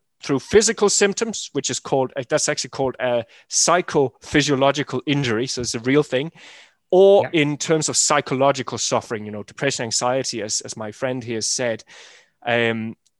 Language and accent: English; Denmark; I'm from Jutland, north of Germany